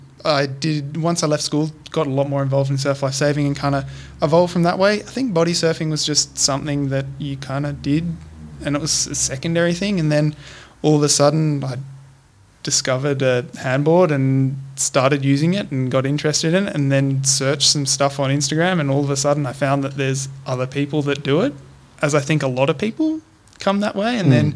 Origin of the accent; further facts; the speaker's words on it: Sydney, New South Wales, Australia; now in Gold Coast, Australia; I grew up in Sydney. I've moved up to Queensland.